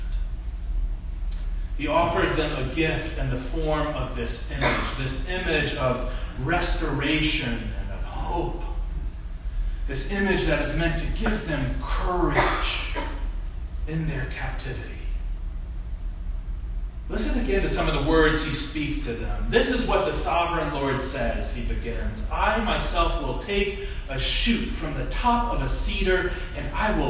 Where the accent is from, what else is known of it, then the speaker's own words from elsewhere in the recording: Ohio, United States; I grew up in Ohio